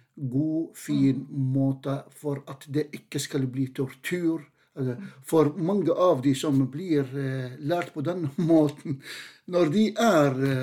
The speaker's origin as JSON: {"language": "Norwegian", "country": "Jordan", "moved": "yes", "lives_now": "Norway", "said": "jeg er definitivt den aller første jordaner."}